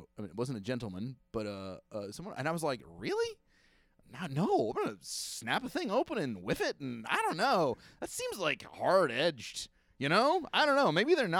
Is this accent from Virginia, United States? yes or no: no; Kentucky, United States; I'm from Kentucky.